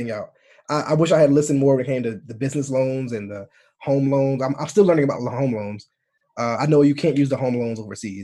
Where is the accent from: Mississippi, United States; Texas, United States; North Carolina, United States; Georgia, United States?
North Carolina, United States; moved away as an adult; also born or lived in Italy / Guam; now in United Kingdom; Southern people from my, like North Carolina